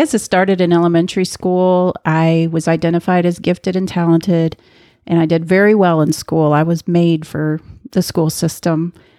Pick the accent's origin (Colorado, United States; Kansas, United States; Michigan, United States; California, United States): Kansas, United States; Well, I grew up in the middle of the country in a middle-class family